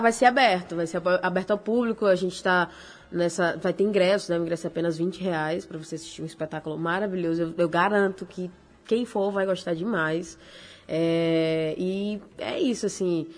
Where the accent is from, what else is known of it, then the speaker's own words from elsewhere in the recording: Rio do Fogo, Rio Grande do Norte, Brazil; also born or lived in Natal; eu sou da Praia Zumbi. Eu sou daqui, de, nasci em Natal. Nasceu aqui. Mas aí, com seis anos de idade, eu fui pra Praia Zumbi.